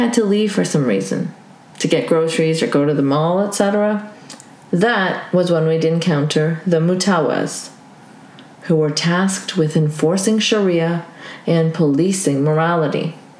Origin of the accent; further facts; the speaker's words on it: Saudi Arabia; colors my views on religion is having grown up in an Islamic theocracy, Saudi Arabia. I grew up there as a Pakistani expat and lived in a compound for foreigners.